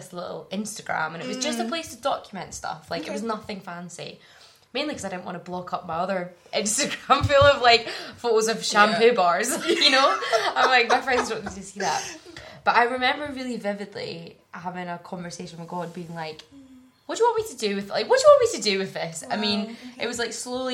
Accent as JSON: {"language": "English", "town": "Glasgow", "region": "Scotland", "country": "United Kingdom", "tie": "born or raised there", "moved": "yes", "said": "So I grew up in Glasgow, in the South Side, in a Christian family."}